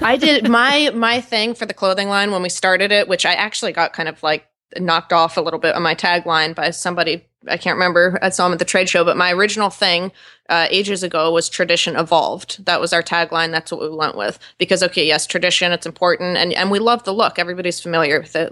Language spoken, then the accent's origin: English; New York, United States; now in Wellington, United States; I'm from New York